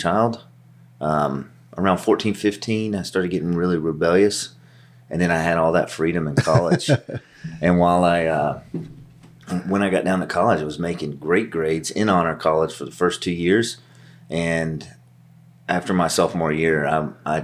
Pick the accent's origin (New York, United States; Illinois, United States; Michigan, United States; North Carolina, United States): North Carolina, United States; Western; I come from Western North Carolina, just east of Asheville, Winston-Salem area